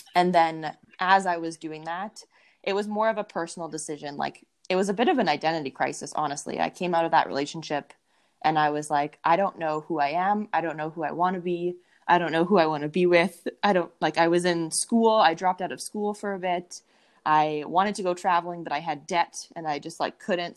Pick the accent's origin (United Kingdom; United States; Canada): Canada; Winnipeg, Manitoba; I am from Winnipeg, Manitoba, in Canada, right in the middle of Canada. It's quite cold here right now